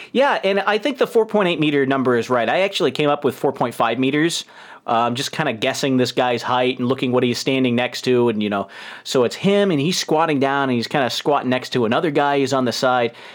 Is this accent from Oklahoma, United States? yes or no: no; New York, United States; accent: New York; moved away